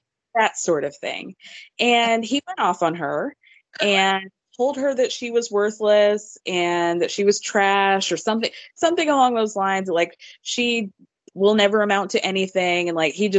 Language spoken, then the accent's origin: English; Georgia, United States; I grew up in Georgia